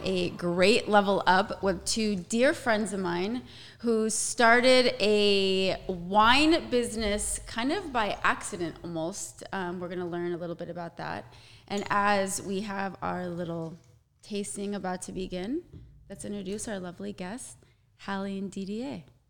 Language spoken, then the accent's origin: English; the Valley, California, United States; also born or lived in Colorado; But we were also born and raised in the Valley